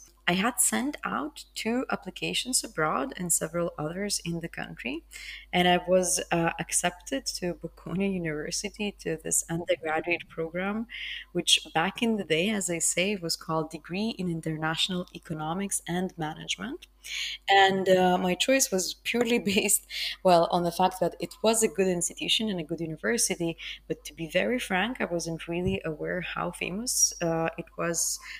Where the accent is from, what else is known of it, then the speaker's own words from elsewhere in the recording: Vilnius, Vilnius County, Lithuania; now in Rome, Italy; I'm Lithuanian, so I'm from Vilnius. But for a long part of my life, I've been living abroad. And currently, I'm based in Italy, in Rome